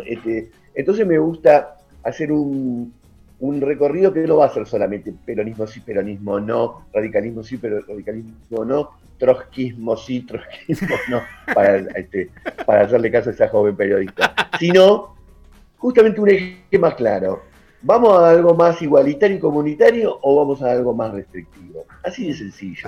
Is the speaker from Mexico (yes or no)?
no; Argentina; somos los argentinos, estamos desencontrados